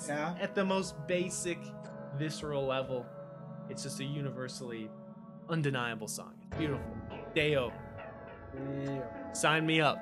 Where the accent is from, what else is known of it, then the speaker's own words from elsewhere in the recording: United States; first language English; obviously I speak English, I'm an American.